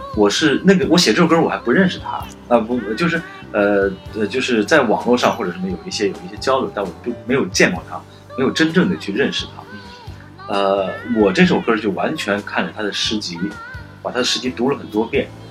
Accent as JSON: {"language": "Chinese", "town": "Xi'an", "region": "Shaanxi", "country": "China", "tie": "born or raised there", "moved": "yes", "said": "虽然在西安长大，呃，但是我是跟我爷爷一起过的，他是江苏人。呃，像我们家这个传统就跟整个西安人传统不一样"}